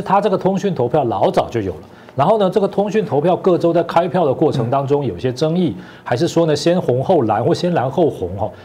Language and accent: Chinese; Taiwan; 我们台湾人